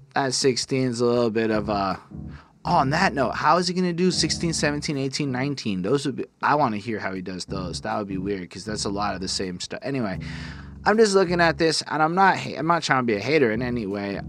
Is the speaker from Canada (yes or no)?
yes; Canada; being a Canadian